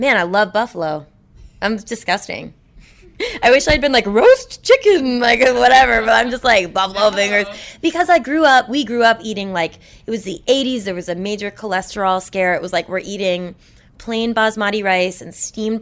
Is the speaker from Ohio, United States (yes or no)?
no; Boston, Massachusetts, United States; I'm from Boston.